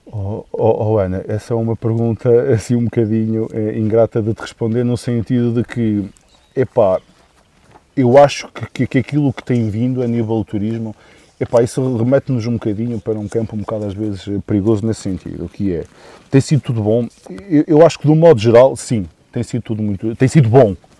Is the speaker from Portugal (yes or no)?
yes; Valdemendins, Douro, Norte, Portugal; also born or lived in Peso da Régua; Sou um douriense, assim, de origem, nascido e criado em Valdemendins, agora na Régua